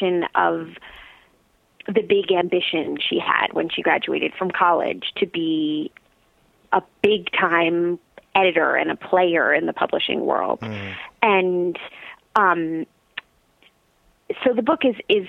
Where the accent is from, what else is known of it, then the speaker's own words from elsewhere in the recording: South Orange, New Jersey, United States; I grew up in South Orange, New Jersey, not far from where we live now